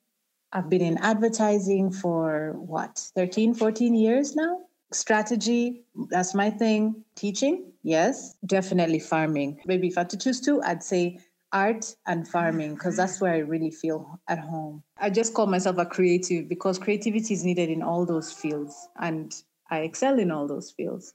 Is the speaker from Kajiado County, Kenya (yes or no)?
no; Nairobi, Kenya; also born or lived in Jamaica; now in Uganda; although I am a Jamaican and I'm now a Ugandan, I feel most Kenyan. Kenya is home. If someone asked me where home is, I would say Kenya. Because I feel like I grew up there